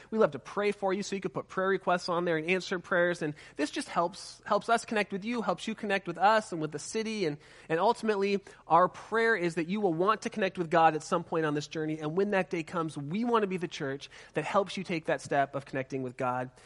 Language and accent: English; Southern California, United States; I'm from Southern California